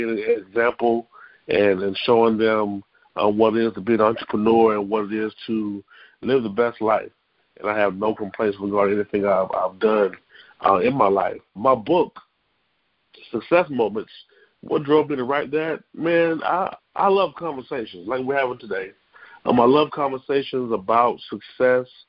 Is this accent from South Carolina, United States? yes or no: yes; Columbia, South Carolina, United States; I'm actually from Columbia, South Carolina